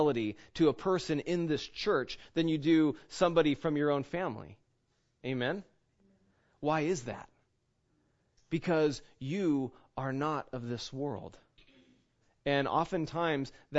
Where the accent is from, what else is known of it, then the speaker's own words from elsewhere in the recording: United States; I'm not an American. I am by birth. I'm a citizen